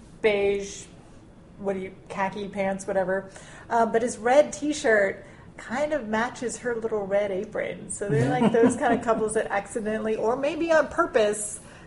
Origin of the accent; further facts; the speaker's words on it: Southwest Louisiana, United States; we're all from Southwest Louisiana